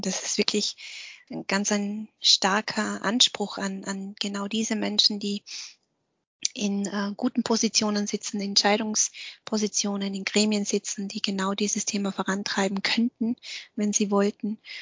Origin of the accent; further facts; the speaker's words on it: Austria; also born or lived in Vietnam; bei uns in Österreich wird ja Dialekt gesprochen